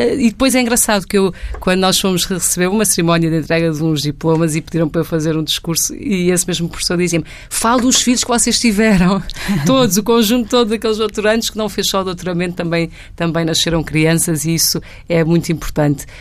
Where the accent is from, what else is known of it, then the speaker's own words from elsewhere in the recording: Lisbon, Portugal; vivo cá desde os nove meses e, portanto, sempre me reconheci, cresci e vivi em Lisboa